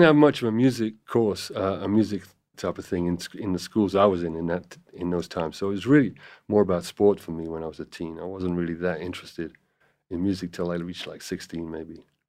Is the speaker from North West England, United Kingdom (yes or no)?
no; Cardiff, Wales, United Kingdom; moved away as an adult; also born or lived in London; now in Los Angeles, United States; I was born in Cardiff in Wales